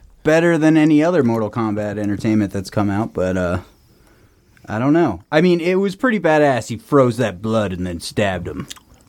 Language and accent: English; New Jersey, United States; When I was growing up in New Jersey